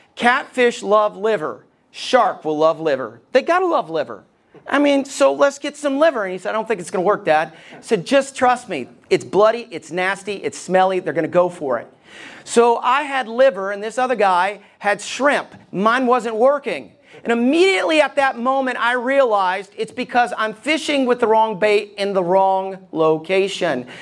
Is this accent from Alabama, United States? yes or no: yes; Alabama, United States; Ever since I was a kid and growing up in Alabama